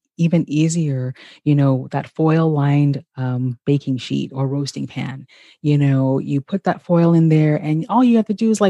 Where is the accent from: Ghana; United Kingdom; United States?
Ghana; moved away; Ghana, my home country